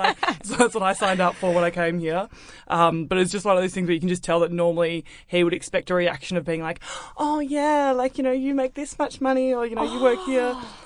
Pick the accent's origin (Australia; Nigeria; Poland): Australia; Melbourne, Victoria; now in Sydney, Australia; I grew up in Melbourne.